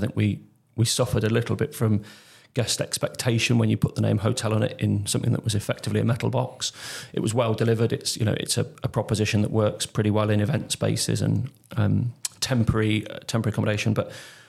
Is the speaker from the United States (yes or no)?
no; Warwick, West Midlands, United Kingdom; also born or lived in Leamington; I grew up in Warwick and Leamington, in sort of a stone's throw from Warwick Castle